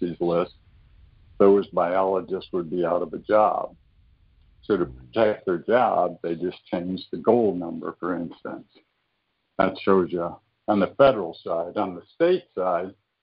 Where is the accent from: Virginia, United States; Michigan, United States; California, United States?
Michigan, United States; moved away; I was originally from Michigan